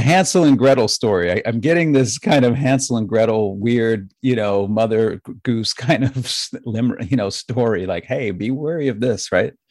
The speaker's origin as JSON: {"language": "English", "country": "United States", "said": "I'm an American."}